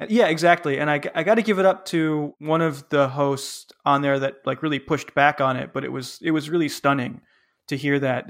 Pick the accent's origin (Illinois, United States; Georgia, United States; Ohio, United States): Illinois, United States; Chicago; I'm from Chicago